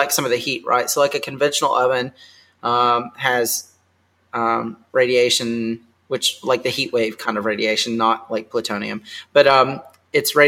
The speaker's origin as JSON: {"language": "English", "region": "Kentucky", "country": "United States", "tie": "born or raised there", "said": "I grew up in Kentucky"}